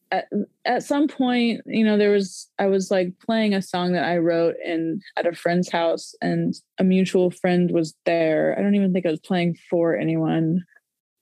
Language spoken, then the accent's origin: English; Norman, Oklahoma, United States; now in Oklahoma City, United States; I grew up in Norman, Oklahoma, and I'm currently living in Oklahoma City.